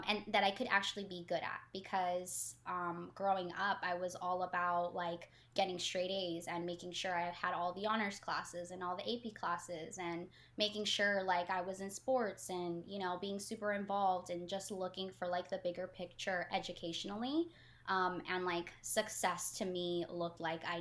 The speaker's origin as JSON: {"language": "English", "town": "Los Angeles", "region": "California", "country": "United States", "tie": "born or raised there", "also_born_or_lived": "Mexico / Virginia / Philadelphia / Portland", "said": "I am from Los Angeles and born in Mexico"}